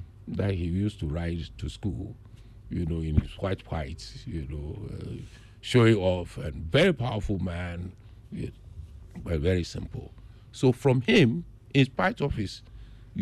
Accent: Aflao, Volta, Ghana; my hometown, Aplau

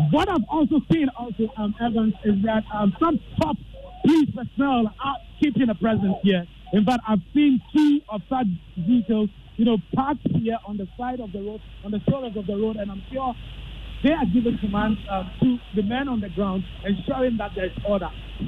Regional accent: Ghana; I'm here as a Ghanaian because, number one, the president of this country, Nana Akufo-Addo, did demonstration before.

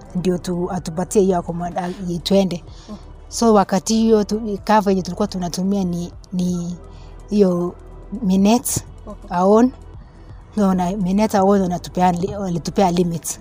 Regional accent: Nandi Hills, Nandi County, Kenya; natoka Nandi Hills upande wa Kipsebo

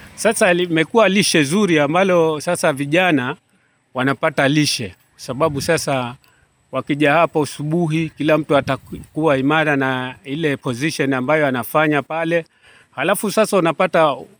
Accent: Kenya; Sisi ni Wakenya

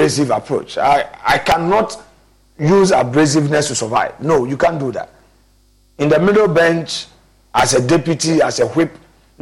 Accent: Ghana; As a Ghanaian

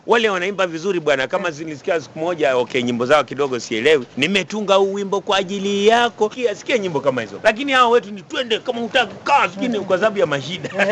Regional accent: Kenya; sisi ni Wakenya

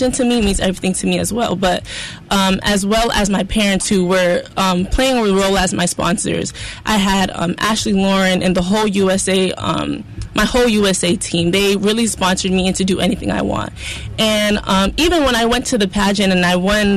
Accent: Ghana; my home country

